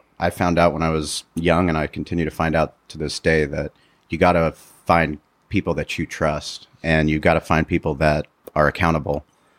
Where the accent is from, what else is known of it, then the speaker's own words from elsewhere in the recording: San Diego, California, United States; Growing up in San Diego, I mean, we lived it.